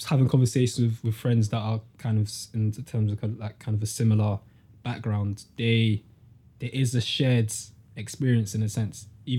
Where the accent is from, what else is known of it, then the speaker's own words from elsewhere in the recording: London, United Kingdom; also born or lived in Peckham / Carshalton; now in Croydon, United Kingdom; I'm from CRO, I'm from Camberwell. I've lived in Camberwell, Peckham, Woolworth Road, Croydon. I've lived in Sutton, well, Carshalton, which is like south. Everything's all south.